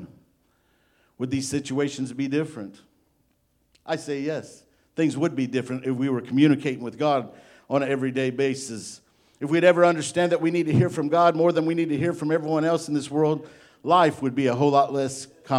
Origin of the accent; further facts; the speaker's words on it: Illinois, United States; now in Arkansas, United States; I'm from Illinois